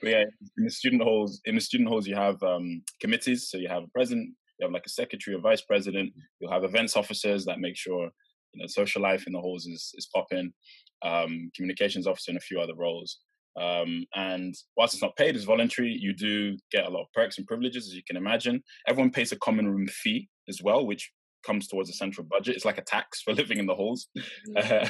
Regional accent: Norwich, East of England, United Kingdom; moved away as an adult; now in London, United Kingdom; growing up in Norwich

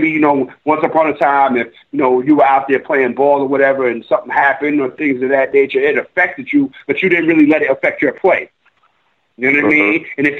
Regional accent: New York, United States; we definitely have to get away from, you know, being – we're from New York.

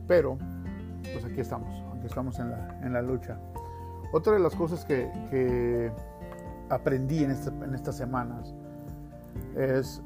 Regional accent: Mexico; yo soy mexicano

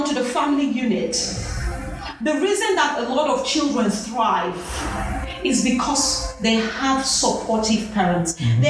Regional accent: Nigeria; Those people make me so proud to be a Nigerian

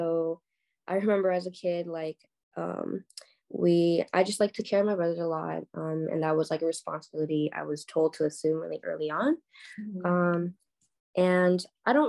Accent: California, United States; also born or lived in Korea; now in New York, United States; I was born in Korea, raised in California, and now I'm living in New York

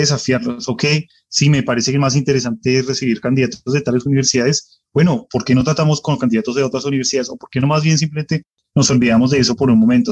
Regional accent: Colombia; now in United States

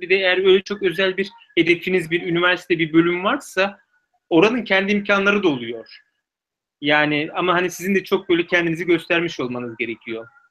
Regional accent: Turkey; moved away as an adult; now in Oxford, United Kingdom

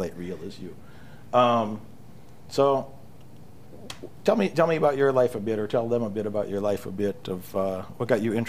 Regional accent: Chicago, Illinois, United States; Where I grew up in Chicago area, there's a lot of, I grew up with a lot of violence around too.

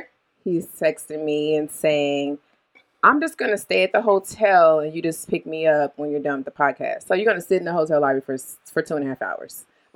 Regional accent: the South, United States; I'm from the South.

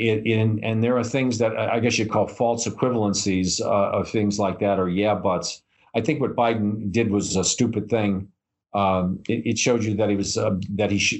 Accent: New York City, New York, United States; I come from New York City

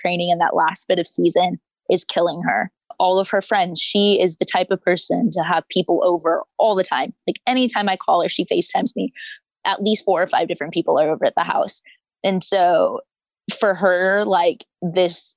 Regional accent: Sioux City, Iowa, United States; moved away as an adult; I'm from Sioux City, Iowa

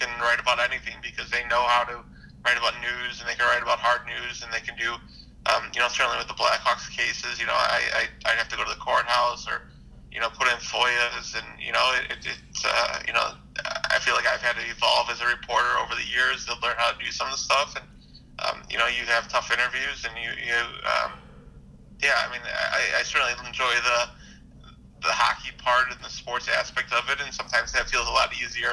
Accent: Chicago, Illinois, United States; also born or lived in Indiana; I grew up in Chicago on the Northwest side

